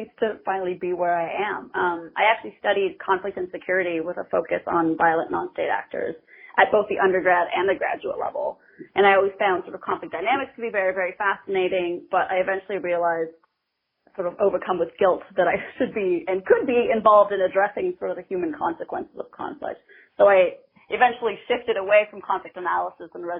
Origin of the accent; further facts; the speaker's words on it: Canada; I'm from Canada